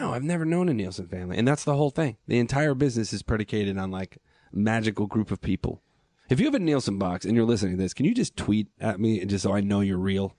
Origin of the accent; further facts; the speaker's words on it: Long Island, New York, United States; I grew up on Long Island